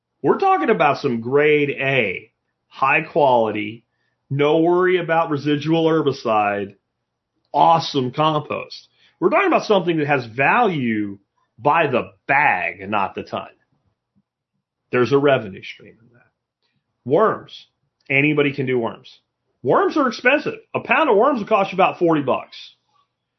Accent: Pottsville, Pennsylvania, United States; moved away; also born or lived in Northampton, Pennsylvania; I was from Pottsville, Minersville area, Schuylkill County

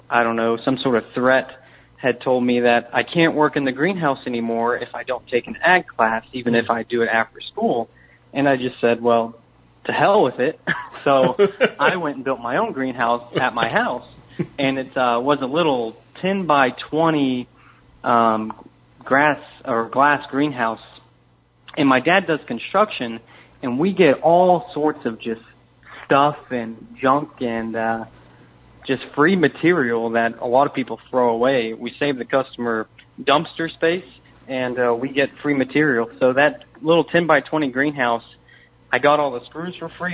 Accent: Warsaw, Missouri, United States; I'm from Warsaw, Missouri

